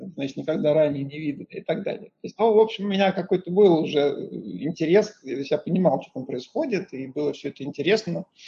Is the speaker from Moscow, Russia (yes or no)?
yes; Moscow, Russia; moved away as an adult; also born or lived in Pasadena, United States / Lausanne, Switzerland; я из Москвы, из Москвы. В 94 году я закончил Московский инженерно-физический институт